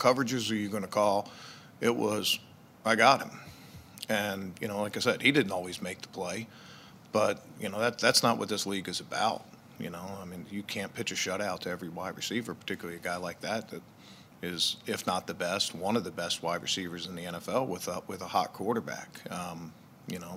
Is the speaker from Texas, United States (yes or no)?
no; Baltimore, Maryland, United States; I grew up in Baltimore